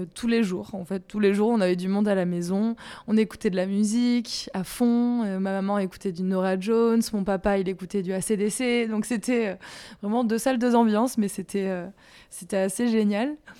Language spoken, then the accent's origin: French; Bayonne, Nouvelle-Aquitaine, France; je viens de Bayonne